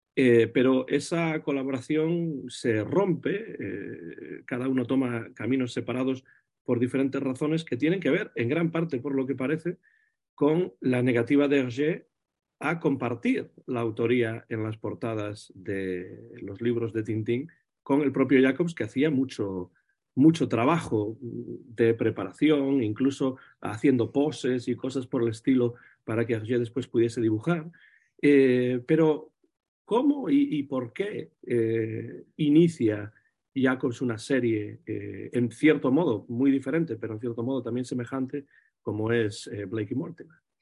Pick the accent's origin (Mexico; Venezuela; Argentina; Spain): Spain; Vigo, Galicia; donde yo nací, en Vigo, en Galicia